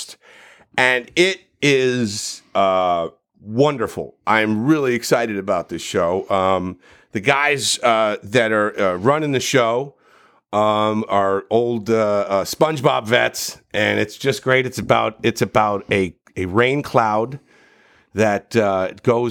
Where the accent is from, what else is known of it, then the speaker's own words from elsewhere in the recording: New Jersey, United States; I'm from New Jersey